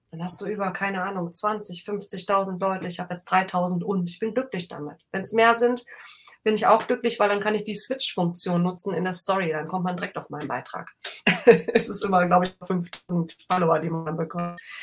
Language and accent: German; Rhineland, Germany; ich bin halt ein Rheinländer